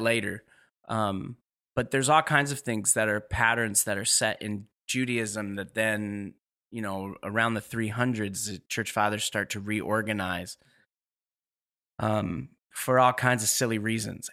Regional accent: New York City, New York, United States; moved away as an adult; also born or lived in Ashland, Oregon; now in Seattle, United States; I grew up in New York

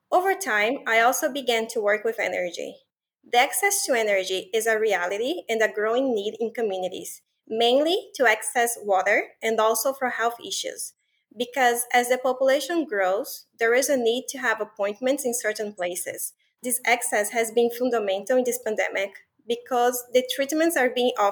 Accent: Brazil; I'm originally from Brazil and I really appreciated the opportunity to share a little bit about the story of my country.

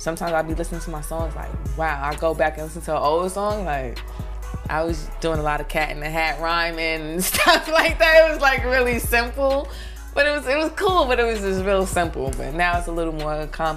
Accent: New York City, New York, United States; also born or lived in North Carolina; I'm from Brooklyn, East New York, Cypress Hills Project. I've been in Brooklyn all my life.

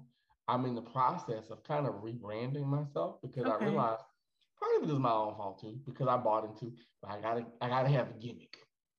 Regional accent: Midwest, United States; accent: Midwestern; also born or lived in Houston; Maybe then I'll bring back my Midwestern accent.

